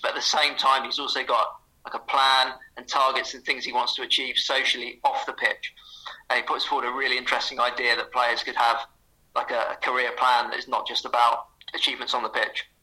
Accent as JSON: {"language": "English", "town": "St Neots", "region": "East of England", "country": "United Kingdom", "tie": "born or raised there", "said": "my hometown, St. Neots"}